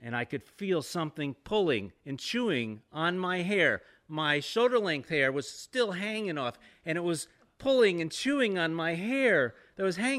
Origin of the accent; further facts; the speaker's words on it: the South, United States; I'm from the South